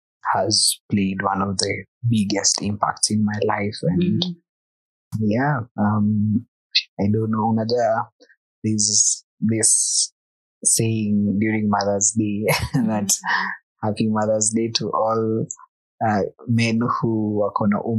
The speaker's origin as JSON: {"language": "English", "region": "Nairobi", "country": "Kenya", "tie": "born or raised there", "said": "I was born in Dandora."}